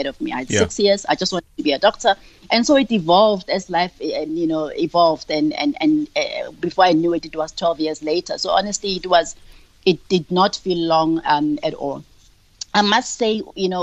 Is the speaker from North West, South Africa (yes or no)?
yes; Hebron, North West, South Africa; now in Johannesburg, South Africa; I grew up in Hebron, in the Northwest